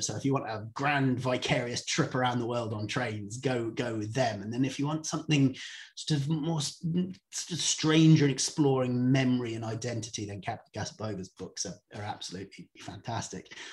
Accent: Cornwall, South West England, United Kingdom; moved away as an adult; also born or lived in Indonesia; I'm from Cornwall, so I'm a surfer

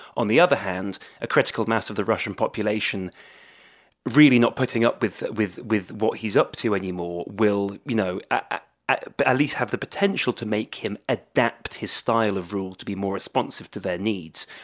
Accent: Swansea, Wales, United Kingdom; I come from, uh, uh, Swansea, a kind of Anglophone, uh, uh, part of Swansea, uh, which is Wales's second city

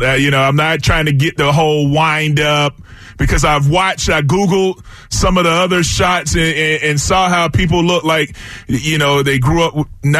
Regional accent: DeLand, Florida, United States; now in Philadelphia, United States; my hometown in DeLand

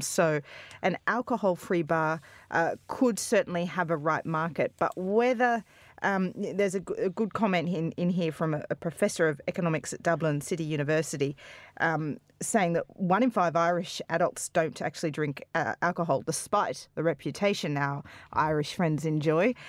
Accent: Australia; now in United Kingdom; in Australia we get on the booze that early all the time

